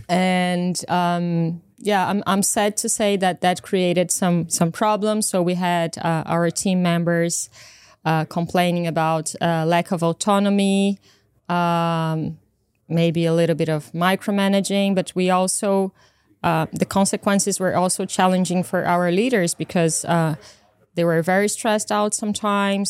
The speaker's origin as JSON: {"language": "English", "country": "Brazil", "also_born_or_lived": "United Kingdom", "moved": "yes", "said": "I come from Brazil"}